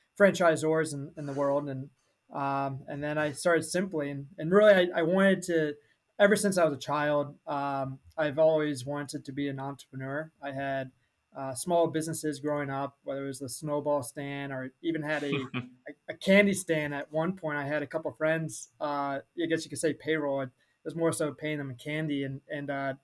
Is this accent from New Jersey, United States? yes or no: no; Annapolis, Maryland, United States; also born or lived in Washington, D.C.; I'm originally from Annapolis, Maryland. I grew up there my entire life.